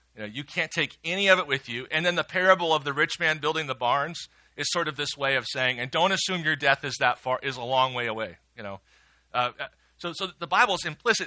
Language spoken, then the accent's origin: English; Midwest, United States; I'm a Midwesterner and I was raised well